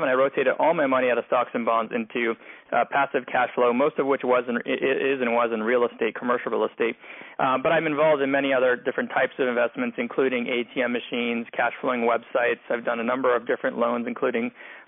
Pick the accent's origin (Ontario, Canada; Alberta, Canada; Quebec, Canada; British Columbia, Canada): Quebec, Canada; Montreal; also born or lived in Philadelphia; now in Los Angeles, United States; I'm originally from Montreal